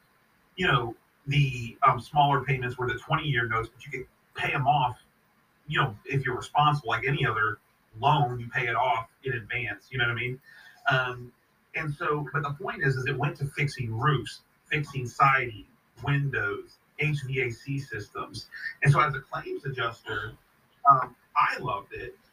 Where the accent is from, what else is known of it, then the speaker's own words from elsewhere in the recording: Missouri, United States; moved away; also born or lived in Florida; I moved back to Missouri